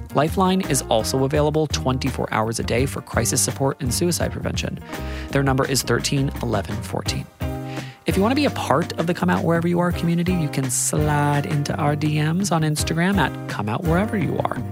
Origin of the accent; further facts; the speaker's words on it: Australia; as an Australian